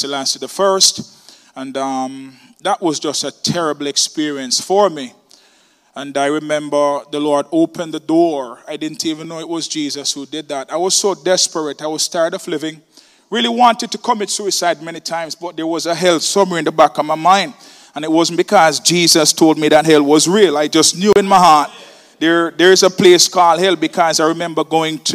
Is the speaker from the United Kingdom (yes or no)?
no; Kingston, Jamaica; I'm from Kingston, Jamaica, the worst part of Jamaica you can ever think about